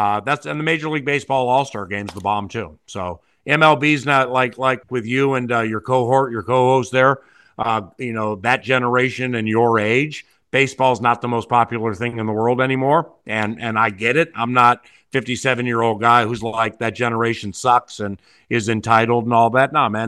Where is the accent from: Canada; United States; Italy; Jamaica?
United States; Washington, District of Columbia; now in Minnesota, United States; I mean, I'm from Washington, D.C., and I've lived all over the world. But, you know, I moved here full-time in 98.